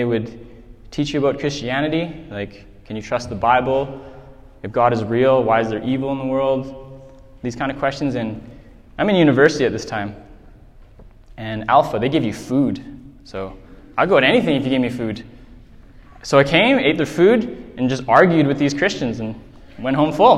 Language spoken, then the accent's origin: English; Whitehorse, Yukon, Canada; I grew up here in Whitehorse